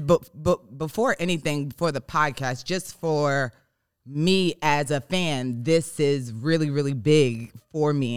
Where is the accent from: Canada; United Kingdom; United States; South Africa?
United States; New York; moved away as an adult; now in Los Angeles, United States; we're both from New York